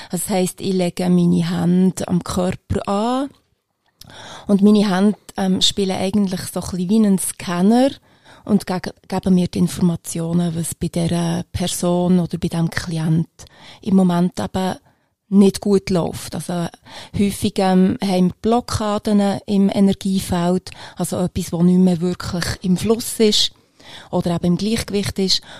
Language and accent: German; Bern, Switzerland; now in Eastern Switzerland; ich bin eine Bernerin ursprünglich, die seit aber 20 Jahren ähm, in der Ostschweiz lebt.